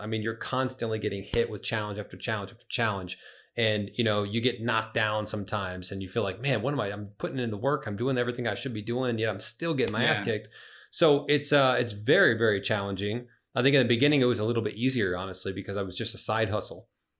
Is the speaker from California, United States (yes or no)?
no; Springfield, Illinois, United States; now in St. Charles, United States; I live in St. Charles now, which is a western suburb of Chicago.